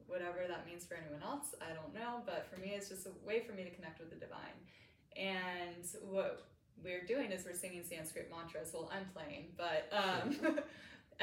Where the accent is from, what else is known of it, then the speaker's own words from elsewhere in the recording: Canada; also born or lived in San Diego, United States / Bay Area, United States / Dallas, United States; now in St. Petersburg, United States; I'm from Canada.